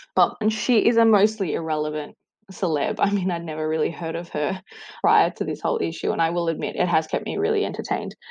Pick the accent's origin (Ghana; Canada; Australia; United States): Australia; I was born in Australia, but both my parents are Chilean migrants